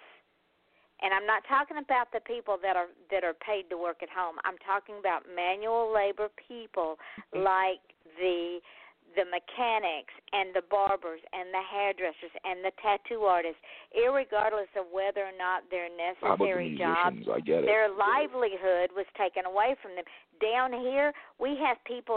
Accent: Georgia, United States; now in Florida, United States; in my home state of Georgia, my granddaughter works for a company

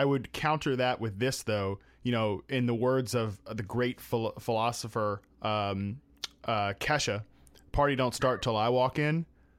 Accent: East Coast, United States; I'm from the East Coast. We both are originally from the East Coast

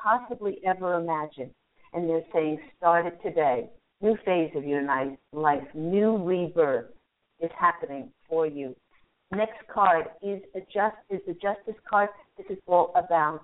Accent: Virginia, United States; moved away; Virginia, where I spent a lot of my youth

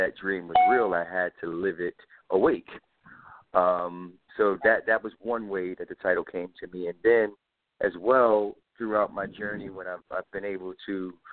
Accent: Philadelphia, Pennsylvania, United States; I'm from Philadelphia

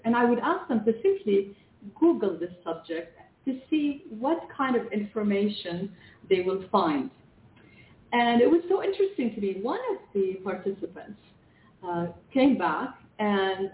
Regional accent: Canada; English is a second language; now in Lebanon; I was born in Lebanon, and as a child, we immigrated to Canada

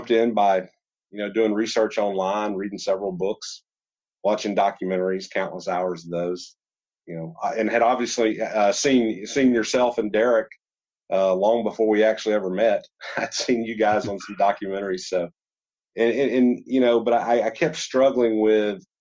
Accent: Georgia, United States; now in Alaska, United States; growing up in Georgia

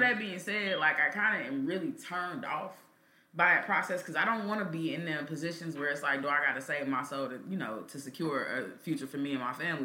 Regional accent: Kansas City, Missouri, United States; growing up in Kansas City

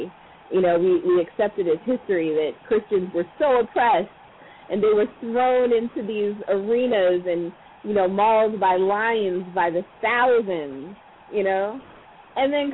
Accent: Columbia, Maryland, United States; also born or lived in Baltimore, Maryland; I'm originally from Columbia, Maryland. Well, I grew up in Columbia. I was born in Baltimore

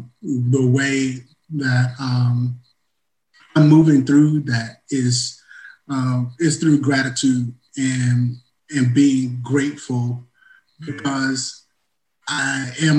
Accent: Tennessee, United States; now in Marietta, United States; I, too, am a native Tennessean, like Justin. I'm in the Atlanta metro area in Marietta, Georgia.

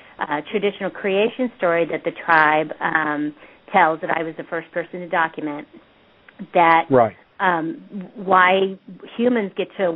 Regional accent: Porterville, California, United States; I was born and raised in Porterville, California

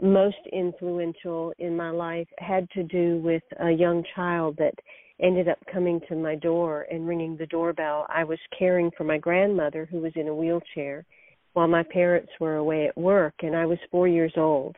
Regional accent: the South, United States; I am of Indian background. I've grown up in the South

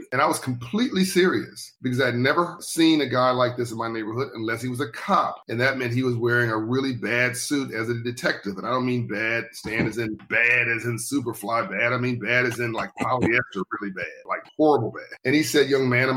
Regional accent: Compton, California, United States; also born or lived in South Central Los Angeles; I grew up in Compton, California, and then later in South Central Los Angeles

